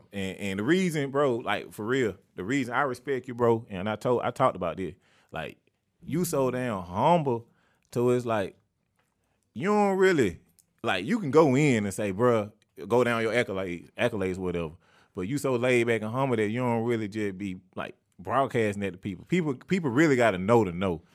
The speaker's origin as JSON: {"language": "English", "town": "Atlanta", "region": "Georgia", "country": "United States", "tie": "born or raised there", "said": "the neighborhood I was born"}